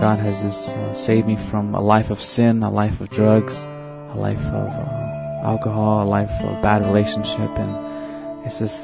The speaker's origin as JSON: {"language": "English", "town": "Red Lake", "region": "Arizona", "country": "United States", "tie": "born or raised there", "said": "I'm from the Navajo Reservation. I live at a little town called Red Lake, Arizona, and I was born and raised there."}